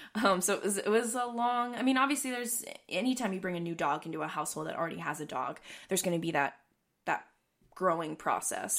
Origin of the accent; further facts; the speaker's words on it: East Coast, United States; moved away; I'm originally from the East Coast